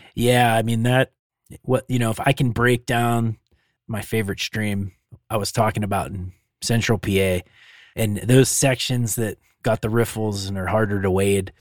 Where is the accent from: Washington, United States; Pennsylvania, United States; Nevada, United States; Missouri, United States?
Pennsylvania, United States; now in Montana, United States; growing up in Pennsylvania